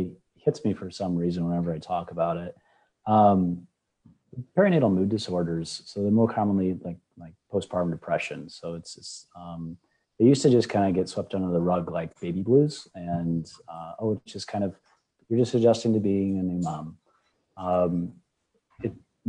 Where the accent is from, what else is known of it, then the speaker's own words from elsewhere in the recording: Nebraska, United States; now in Southwest Florida, United States; I'm originally from Nebraska